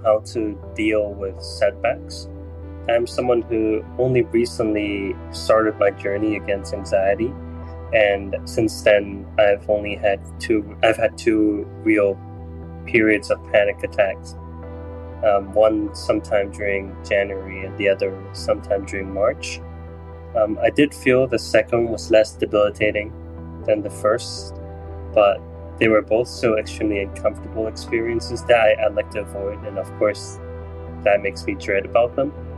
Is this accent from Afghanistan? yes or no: no; Hong Kong; I'm from Hong Kong